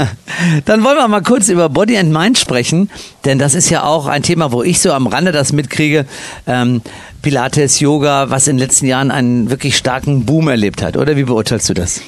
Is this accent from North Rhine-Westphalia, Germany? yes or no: yes; Cologne, North Rhine-Westphalia, Germany; moved away; ich als Kölsche Jung